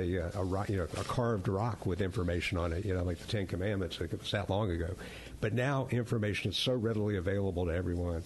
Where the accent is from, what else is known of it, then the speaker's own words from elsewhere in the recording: Atlanta, Georgia, United States; I grew up in Atlanta, and we all learned how to skate and play hockey when the Flames were there